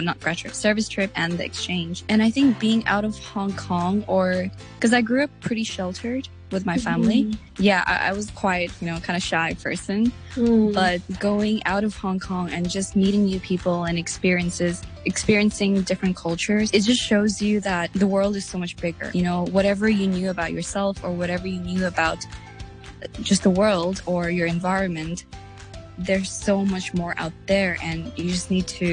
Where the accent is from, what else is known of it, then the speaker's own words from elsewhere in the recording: Nepal; English is a second language; I've never lived in a village in Nepal, even though I am from Nepal, and I'm quite detached from, like, I guess the community in Nepal